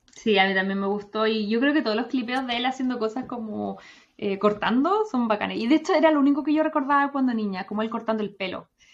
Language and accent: Spanish; Chile; moved away as an adult; soy más chilena que los porotos